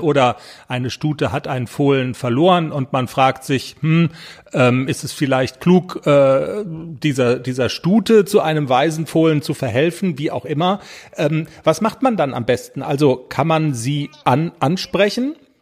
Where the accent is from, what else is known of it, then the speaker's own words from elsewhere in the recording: North Rhine-Westphalia, Germany; accent: Westphalian; im Westfälischen, wo ich herkomme, sagt man dabei sagen